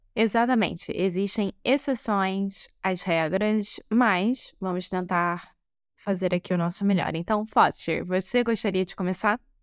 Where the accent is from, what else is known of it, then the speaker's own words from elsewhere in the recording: Rio de Janeiro, Brazil; moved away as an adult; now in Porto, Portugal; Eu sou brasileira, carioca do Rio de Janeiro